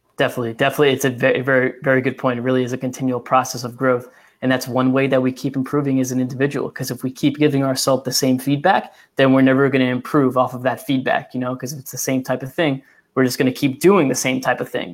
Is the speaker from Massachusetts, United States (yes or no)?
yes; Massachusetts, United States; I'm from Massachusetts and I'm 10 minutes from the Rhode Island border